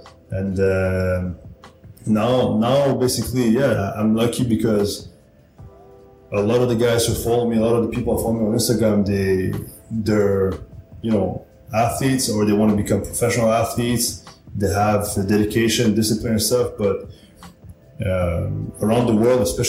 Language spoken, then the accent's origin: English; Montreal, Quebec, Canada; moved away; I'm Canadian